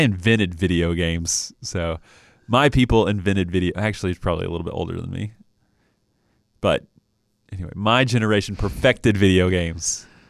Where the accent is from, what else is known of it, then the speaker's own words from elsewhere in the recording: Knoxville, Tennessee, United States; I was born in Knoxville